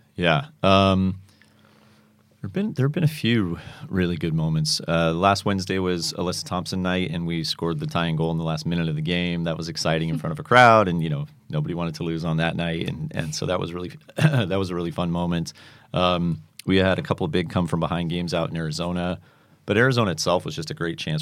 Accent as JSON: {"language": "English", "town": "Manchester", "region": "North West England", "country": "United Kingdom", "tie": "born or raised there", "moved": "yes", "said": "I grew up in Manchester, England"}